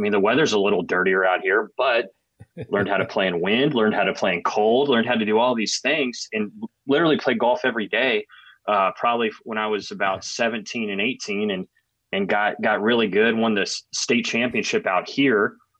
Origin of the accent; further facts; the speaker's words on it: San Diego, California, United States; I grew up in San Diego, California, kind of a golf hotbed.